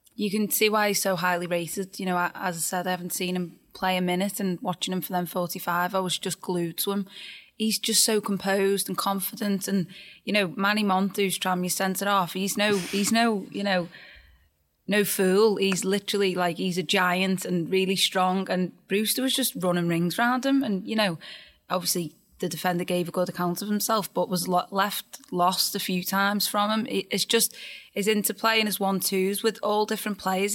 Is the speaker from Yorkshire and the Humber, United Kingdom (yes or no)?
no; Birkenhead, North West England, United Kingdom; I've got to be there in my hometown